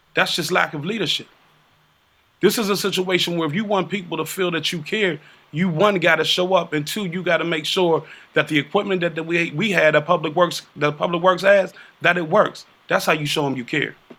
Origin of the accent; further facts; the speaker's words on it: United States; I'm from Liberty Park. Everybody knows I'm from Liberty Park. But I also know the conditions of Liberty Park